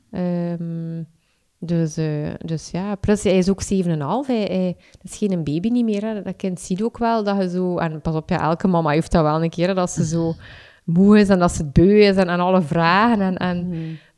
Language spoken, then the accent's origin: Dutch; Ghent, East Flanders, Belgium; now in Torhout, Belgium; Ik, ik kom van Gent, maar... Um, mijn verhuis naar, naar Torhout.